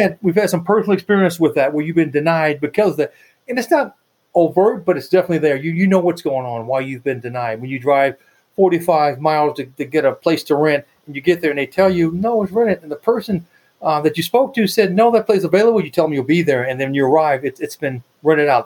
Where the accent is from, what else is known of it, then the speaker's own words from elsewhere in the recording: United States; I'm an American